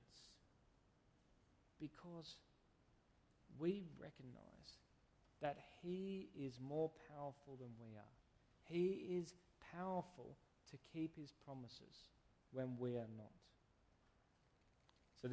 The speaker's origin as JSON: {"language": "English", "town": "Canberra", "region": "Australian Capital Territory", "country": "Australia", "moved": "yes", "said": "I come from Canberra"}